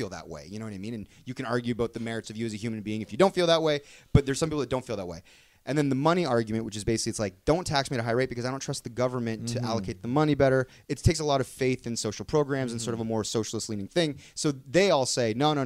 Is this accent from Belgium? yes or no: no; Canada; we're all from Canada. We grew up here